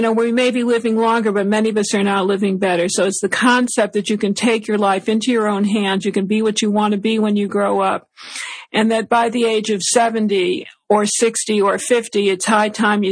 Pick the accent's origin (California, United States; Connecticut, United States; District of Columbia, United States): Connecticut, United States; West Hartford; West Hartford, Connecticut, my hometown